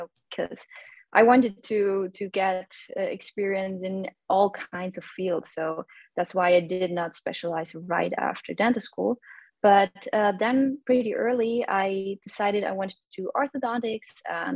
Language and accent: English; Austria; moved away as an adult; now in Vienna, Austria; I'm not originally from Vienna. I'm 2 hours away from Vienna. That's where I grew up.